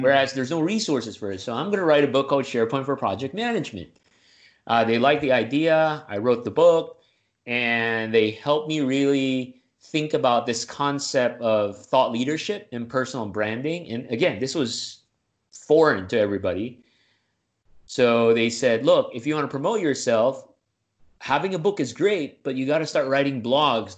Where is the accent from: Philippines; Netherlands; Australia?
Philippines; Manila, Metro Manila; moved away as an adult; now in United States; I'm originally from the Deep South, uh, Manila, Philippines, Southeast Asia.